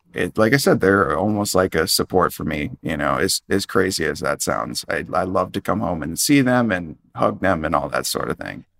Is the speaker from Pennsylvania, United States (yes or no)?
no; Minnesota, United States; I grew up in Minnesota